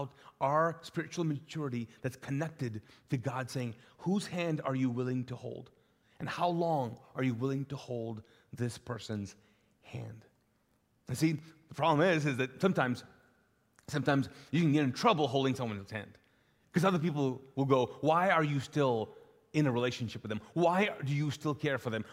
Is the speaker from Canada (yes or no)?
no; Kuwait; also born or lived in Pakistan; now in Charlotte, United States; in the Middle East, I grew up in Kuwait